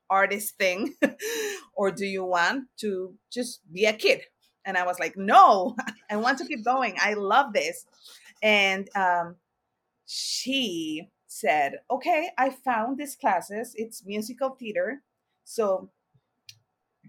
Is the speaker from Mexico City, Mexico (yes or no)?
yes; Mexico City, Mexico; now in New York City, United States; I was born and raised in La Ciudad de Mexico, Mexico City.